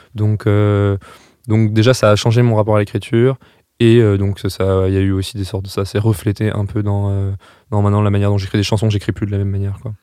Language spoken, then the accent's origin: French; Strasbourg, Grand Est, France; moved away as an adult; now in Paris, France; moi, je viens de Strasbourg